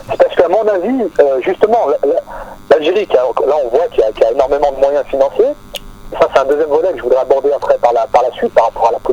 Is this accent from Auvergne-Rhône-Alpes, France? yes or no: yes; Lyon, Auvergne-Rhône-Alpes, France; moi je suis de Lyon